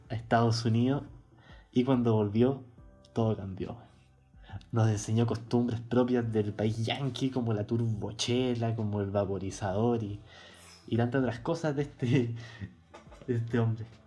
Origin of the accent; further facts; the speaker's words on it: Santiago, Santiago Metropolitan, Chile; Soy un joven de Santiago